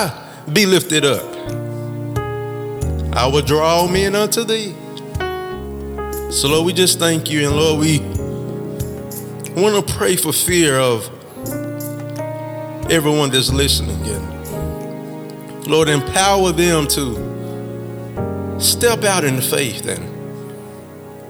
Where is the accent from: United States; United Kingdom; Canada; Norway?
United States; Mississippi; Mississippi, my home state